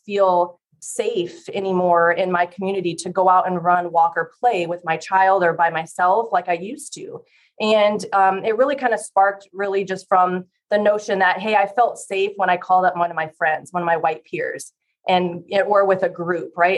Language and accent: English; Fort Dodge, Iowa, United States; now in Des Moines, United States; I am originally from Fort Dodge, Iowa. So I'm an Iowa native